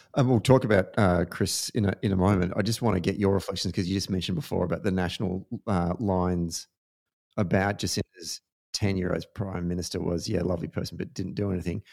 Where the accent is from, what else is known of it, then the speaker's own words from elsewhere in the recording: Australia; certainly as an Australian